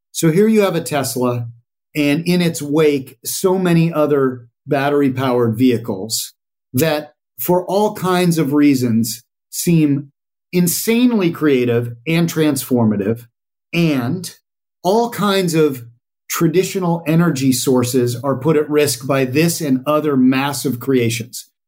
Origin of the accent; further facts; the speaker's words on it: Colorado, United States; I grew up in Colorado, which is your flyover state with a little bit of machismo